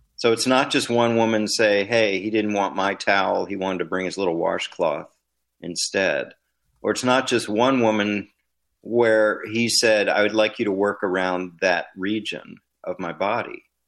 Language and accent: English; Washington, District of Columbia, United States; growing up in Washington, D C, and moving on to Stanford and Georgetown